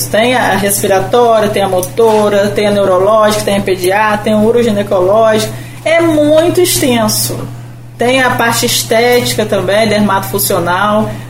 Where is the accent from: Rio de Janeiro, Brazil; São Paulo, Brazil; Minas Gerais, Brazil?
Rio de Janeiro, Brazil; Campos dos Goytacazes; Sou, sou de Goitacazes.